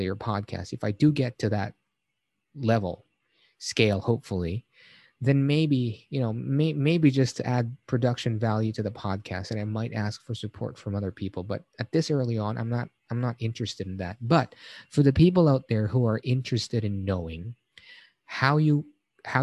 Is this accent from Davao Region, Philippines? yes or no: no; Manila, Metro Manila, Philippines; I'm from Manila as well